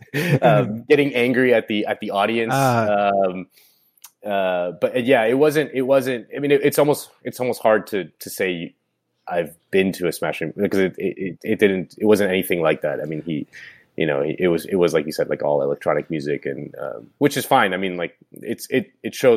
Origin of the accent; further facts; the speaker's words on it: Miami, Florida, United States; When I was growing up I grew up in Miami